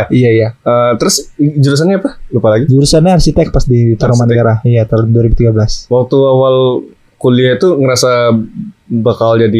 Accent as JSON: {"language": "Indonesian", "town": "Padang", "region": "West Sumatra", "country": "Indonesia", "moved": "yes", "said": "di Padang kan aku pindah dari Padang."}